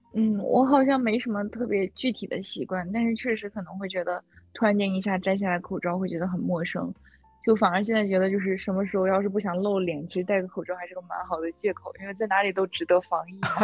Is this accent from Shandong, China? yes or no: no; Hegang, Heilongjiang, China; moved away; 我的老家是叫鹤岗，我想你们一定听说过这城市，因为它是全国房价最低的城市